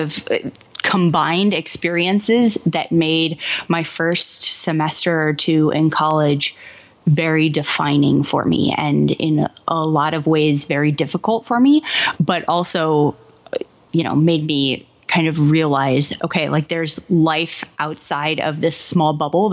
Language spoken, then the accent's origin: English; Kansas City, United States; moved away as an adult; also born or lived in Madison, Wisconsin; I grew up in Kansas City.